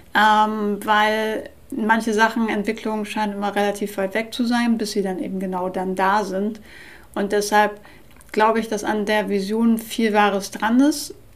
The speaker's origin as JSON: {"language": "German", "town": "Nordenham", "region": "Lower Saxony", "country": "Germany", "tie": "born or raised there", "said": "ich bin ja in Nordenham an der Nordsee groß geworden"}